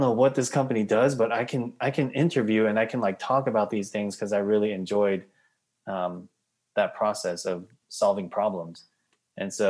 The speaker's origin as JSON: {"language": "English", "region": "New York", "country": "United States", "tie": "born or raised there", "said": "I grew up in New York, went to Binghamton University"}